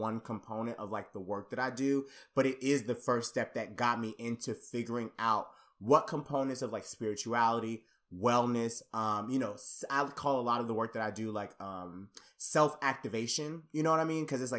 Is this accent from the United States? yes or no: yes; Conyers, Georgia, United States; growing up Black and growing up, I'm from Conyers, Georgia. If you look it up on a map, it is literally like one of the smallest cities in Georgia, like completely coming from a very like conservative Black family.